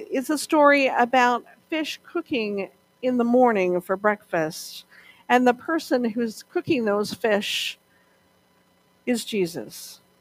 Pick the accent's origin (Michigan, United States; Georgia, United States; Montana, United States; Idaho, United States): Montana, United States; when I was a young girl, growing up in Montana, maybe 10 or so